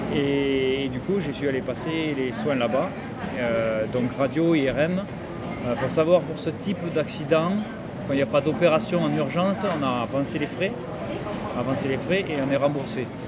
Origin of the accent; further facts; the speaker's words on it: Toulouse, Occitania, France; moved away as an adult; now in Phuket, Thailand; je, viens de Toulouse, en France